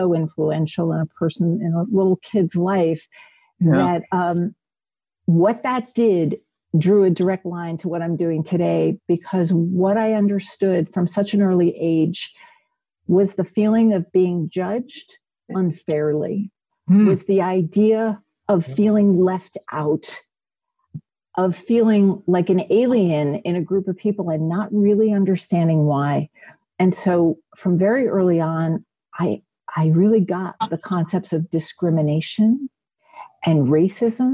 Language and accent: English; Belleville, New Jersey, United States; I grew up in a small town called Belleville, New Jersey.